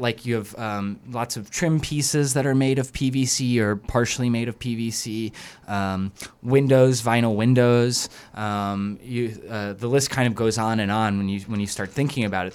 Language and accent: English; the South, United States; I'm from the South, like, you know, uh, fire and brimstone, uh, like, Southern baptism